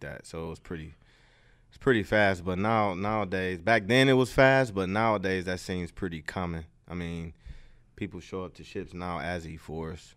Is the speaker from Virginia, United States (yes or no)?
no; Detroit, Michigan, United States; moved away as an adult; also born or lived in Louisiana / Houston, Texas; I'm from Detroit. So I grew up in a Detroit public school system